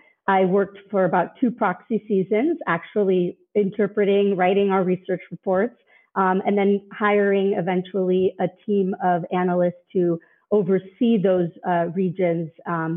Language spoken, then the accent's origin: English; Mexico; also born or lived in Los Angeles, United States; I actually was born in Los Angeles, but we moved to Mexico when I was 7 years old. And my parents kept their business in LA, so we moved back and forth throughout the years